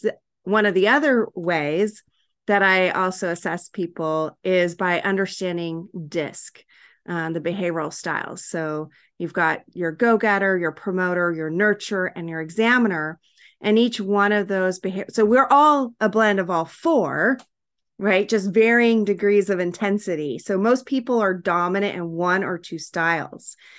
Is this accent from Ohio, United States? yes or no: no; Hawaii, United States; moved away; also born or lived in California; we lived in Hawaii